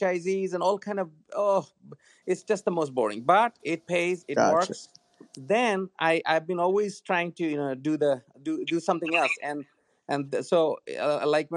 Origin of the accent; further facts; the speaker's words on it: Bangladesh; English is a second language; moved away as an adult; now in United States; I am from Bangladesh originally. I went to school here.